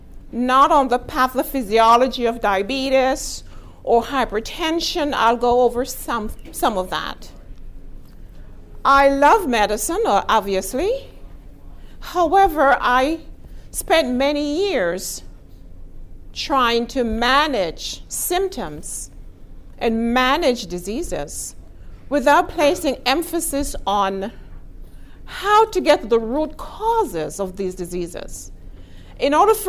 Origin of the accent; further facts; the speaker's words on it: Texas, United States; I am from Texas